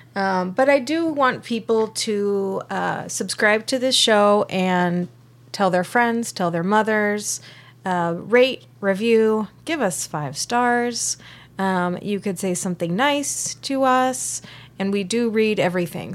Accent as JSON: {"language": "English", "town": "Simi Valley", "region": "California", "country": "United States", "tie": "born or raised there", "said": "my hometown of Simi Valley"}